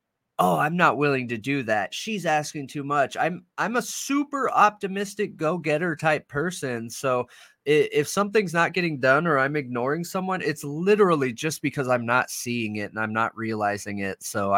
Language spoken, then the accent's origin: English; California, United States; I'm from California, bro.